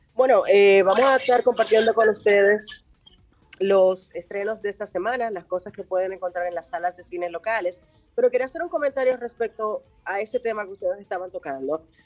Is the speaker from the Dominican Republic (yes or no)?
yes; Dominican Republic; somos dominicanos